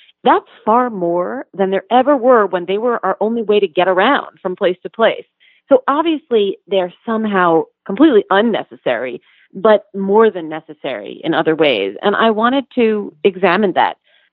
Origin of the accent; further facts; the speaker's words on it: New York City, New York, United States; I grew up in New York City